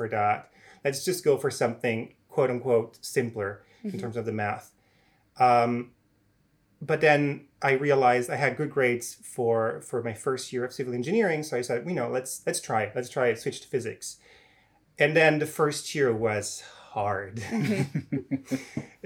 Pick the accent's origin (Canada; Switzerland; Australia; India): Switzerland; Italian-speaking part of Switzerland, Italian-speaking Switzerland; moved away as an adult; also born or lived in Zurich, Switzerland / Oxford, United Kingdom; now in Cambridge, United Kingdom; growing up as a kid, I used to watch a program called Super Quark on the Italian television, because I come from the Italian-speaking part of Switzerland